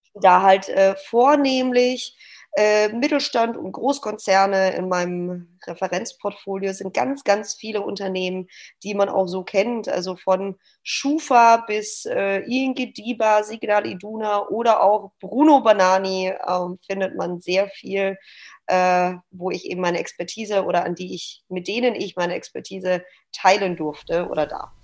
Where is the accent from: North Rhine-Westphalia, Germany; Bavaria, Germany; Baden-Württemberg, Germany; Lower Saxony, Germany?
Baden-Württemberg, Germany; Stuttgart; moved away as an adult; now in Hamburg, Germany; ich bin gebürtige Stuttgarterin, lebe seit drei Jahren hier in Hamburg